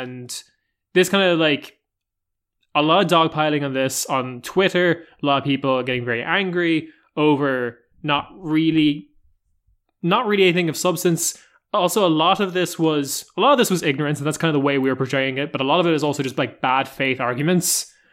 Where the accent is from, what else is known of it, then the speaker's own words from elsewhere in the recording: Ireland; I come from Ireland